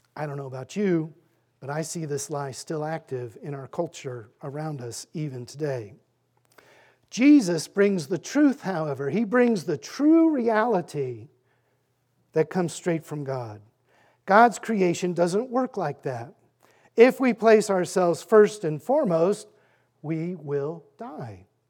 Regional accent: Fairfax, Virginia, United States; also born or lived in Annandale, Virginia; I am a native of Fairfax. I grew up in Fairfax, Annandale, and graduated from W T Woodson High School

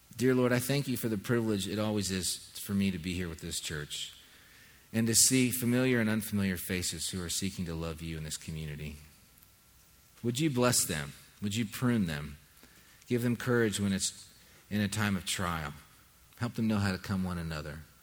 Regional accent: Southern California, United States; When I was a kid growing up in Southern California

